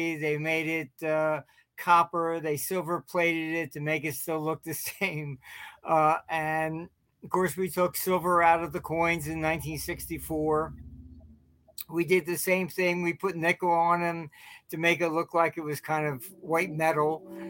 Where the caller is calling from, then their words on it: St. Petersburg, Florida, United States; No, I'm by St. Pete.